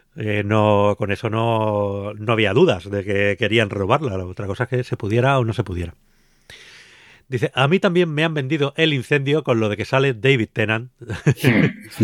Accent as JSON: {"language": "Spanish", "region": "Canary Islands", "country": "Spain", "tie": "born or raised there", "moved": "yes", "lives_now": "Madrid, Spain", "said": "me crié en Canarias"}